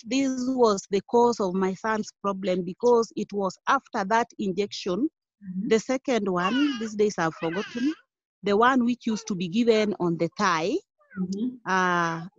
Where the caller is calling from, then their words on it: Kisumu County, Kenya; I am in Kisumu County.